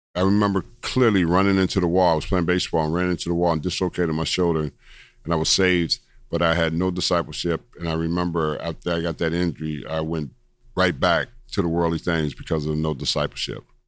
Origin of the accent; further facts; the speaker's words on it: Los Angeles, California, United States; I was born in Los Angeles, California, 1962